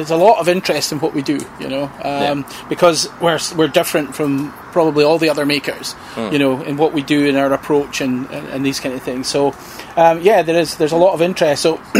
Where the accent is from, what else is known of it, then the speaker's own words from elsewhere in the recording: Scotland, United Kingdom; We're Scottish.